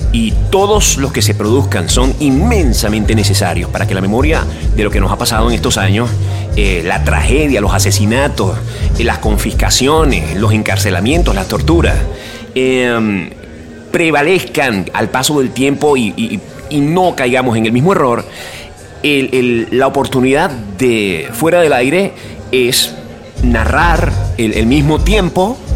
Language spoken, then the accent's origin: Spanish; Venezuela; moved away as an adult; primero salí de Venezuela, eh, en, las circunstancias que, me fui del país, a mí me resultó una experiencia personal muy amarga